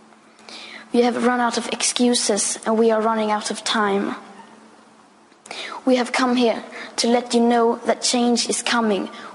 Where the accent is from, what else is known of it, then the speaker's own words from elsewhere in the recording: Sweden; I am 15 years old and I'm from Sweden.